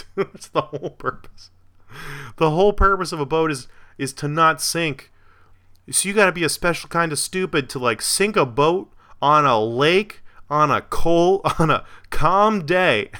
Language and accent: English; Florida, United States; My hometown, Florida